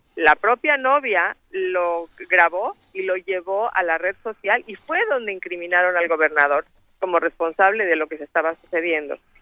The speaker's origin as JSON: {"language": "Spanish", "country": "Mexico", "moved": "yes"}